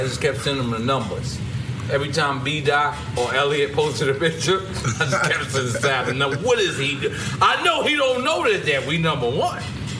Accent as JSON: {"language": "English", "town": "New York City", "region": "New York", "country": "United States", "said": "I'm from Queens."}